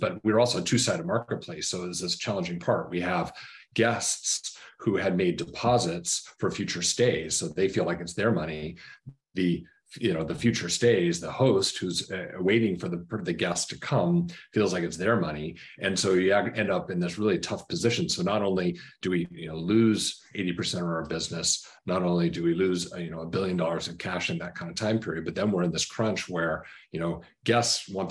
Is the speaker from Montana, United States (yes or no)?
yes; Missoula, Montana, United States; I grew up in Western Montana, Missoula, Montana